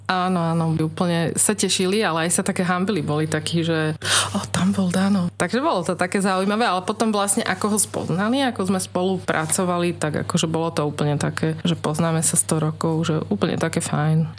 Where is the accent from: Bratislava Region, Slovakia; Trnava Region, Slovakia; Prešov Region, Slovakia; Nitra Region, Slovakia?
Trnava Region, Slovakia; Trnava; ja som vyrastala, narodila som sa v Trnave a tu pôsobím.